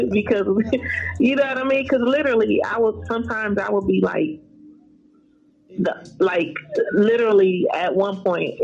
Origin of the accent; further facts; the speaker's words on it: Los Angeles, California, United States; I'm from the hood. I'm from South Central